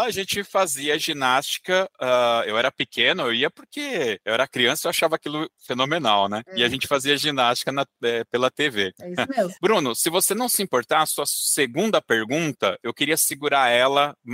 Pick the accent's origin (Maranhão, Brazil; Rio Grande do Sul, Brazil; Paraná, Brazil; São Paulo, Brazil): Maranhão, Brazil; São Luís; Eu sou de São Luís do Maranhão.